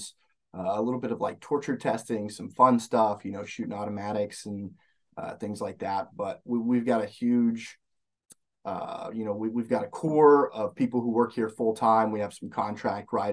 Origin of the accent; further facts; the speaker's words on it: Alabama, United States; moved away as an adult; now in Minnesota, United States; I grew up in Alabama